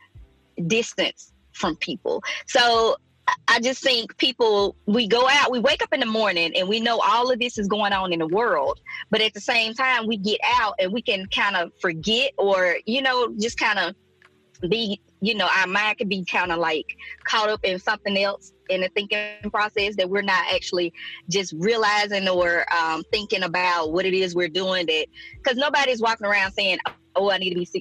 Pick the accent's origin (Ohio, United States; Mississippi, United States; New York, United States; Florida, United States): Mississippi, United States; now in Alabama, United States; I went home to Mississippi, and down there we were still hugging